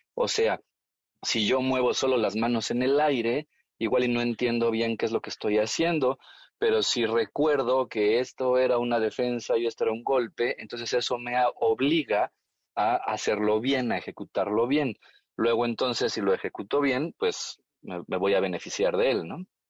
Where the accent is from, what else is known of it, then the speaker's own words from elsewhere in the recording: Mexico; Yo hago la broma de que soy mexicano, pero soy made in China